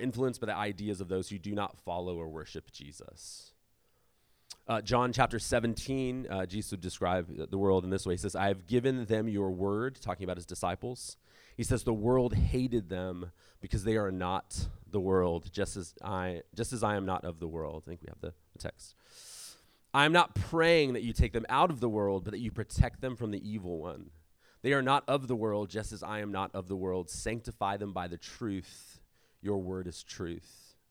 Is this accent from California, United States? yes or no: yes; San Diego, California, United States; I grew up in South San Diego